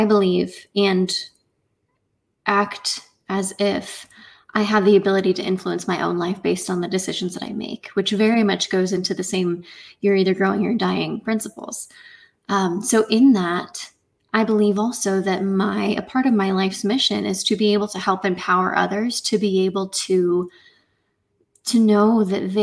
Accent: Indiana, United States; I am from Indiana in the middle of the U.S.

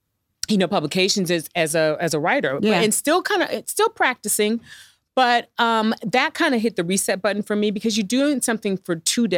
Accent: Midwest, United States; I mean, I'm from the Midwest. Like, we didn't have like, I mean, everybody is a doctor, a lawyer, or has a government job or a teacher. That's, you know, when I grew up.

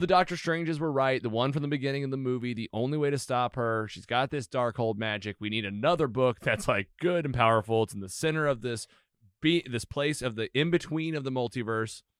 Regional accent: United States; I'm an American

